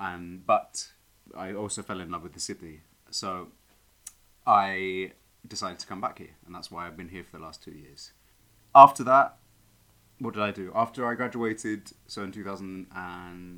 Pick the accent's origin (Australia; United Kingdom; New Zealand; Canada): United Kingdom; East Molesey, South East England; moved away as an adult; now in Madrid, Spain; I'm from Surrey originally.